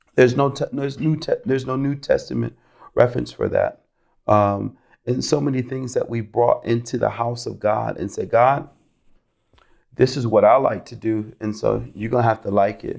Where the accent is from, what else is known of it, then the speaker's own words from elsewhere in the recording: Rochester, New York, United States; moved away as an adult; also born or lived in Florida; I'm originally from Rochester, New York. I grew up in a Christian home.